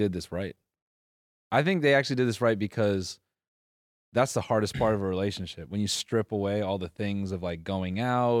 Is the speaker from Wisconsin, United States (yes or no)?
yes; Wisconsin, United States; I'm from Wisconsin.